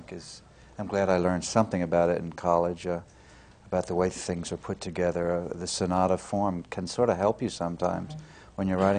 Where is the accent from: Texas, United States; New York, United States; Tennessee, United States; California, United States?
Texas, United States; Corpus Christi; moved away as an adult; I grew up in Corpus Christi, which certainly didn't have an opera company.